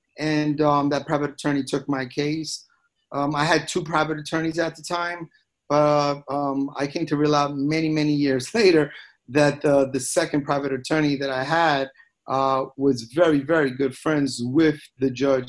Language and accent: English; New York City, New York, United States; also born or lived in Colombia; I grew up in Queens, New York, Bay Terrace, Queens. I went to Bayside High School. I had just turned 18 years old.